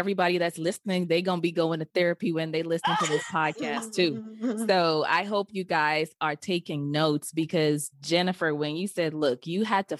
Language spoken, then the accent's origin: English; Nigeria; I remember I was like, I ain't telling nobody I'm the Nigerian, because they got the 419 scams.